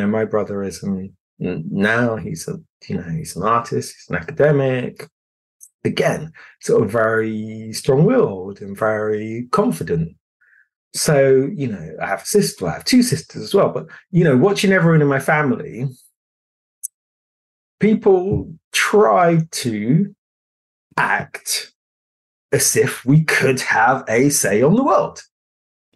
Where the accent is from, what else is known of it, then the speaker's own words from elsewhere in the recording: London, United Kingdom; also born or lived in Ghana; I grew up in London, but I wanted to stay in London